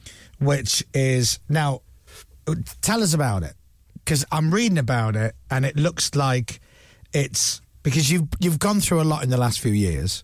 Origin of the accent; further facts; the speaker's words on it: Leeds, Yorkshire and the Humber, United Kingdom; I'm from Leeds